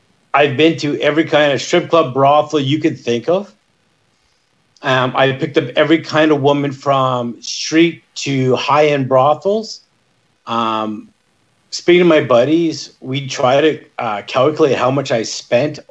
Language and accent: English; Northern Ontario, Canada; I'm from Ontario, Northern Ontario